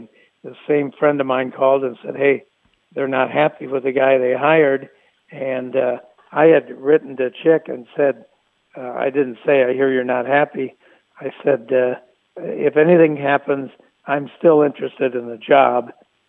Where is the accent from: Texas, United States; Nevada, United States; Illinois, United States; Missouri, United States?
Illinois, United States; Chicago; now in Los Angeles, United States; I grew up in Chicago listening to the White Sox and the Blackhawks and the Bears.